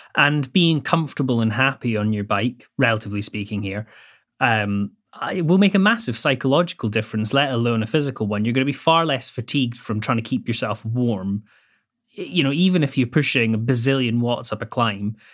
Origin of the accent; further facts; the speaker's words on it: Scotland, United Kingdom; I grew up in Bonnie, Scotland